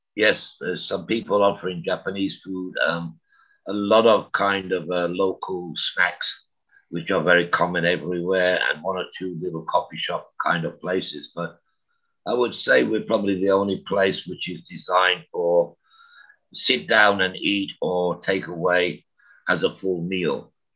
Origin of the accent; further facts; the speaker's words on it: Birmingham, West Midlands, United Kingdom; moved away as an adult; also born or lived in Canada; now in Taiwan; I was born in Birmingham in the UK